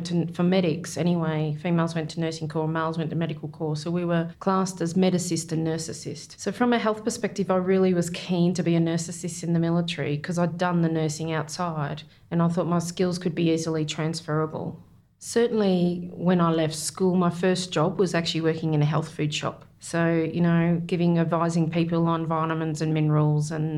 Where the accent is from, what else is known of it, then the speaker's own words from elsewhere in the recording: Victoria, Australia; also born or lived in Corryong / Birregurra / Geelong; I was born in Corryong in Victoria, which is at the bottom of the Snowy Mountains there